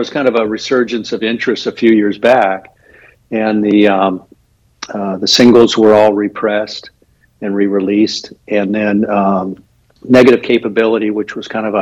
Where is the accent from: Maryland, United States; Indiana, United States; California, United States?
California, United States; Anaheim; now in Los Angeles, United States; I grew up in in Anaheim, and then to go to school, I went to Los Angeles at UCLA